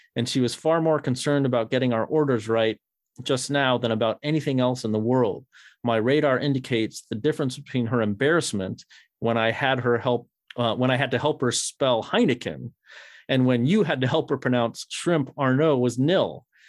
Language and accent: English; Northern United States, United States; my identity as a, as a Yankee